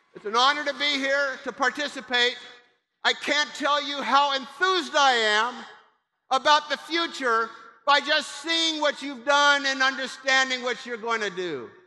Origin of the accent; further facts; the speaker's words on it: Kansas, United States; moved away; I'm from Kansas. I went to Pitt State, When I was in high school